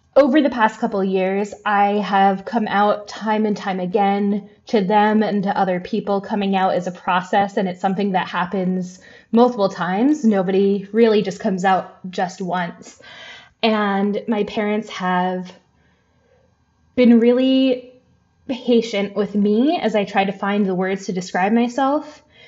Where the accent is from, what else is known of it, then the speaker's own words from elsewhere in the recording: the American South, United States; I am a white person growing up in the South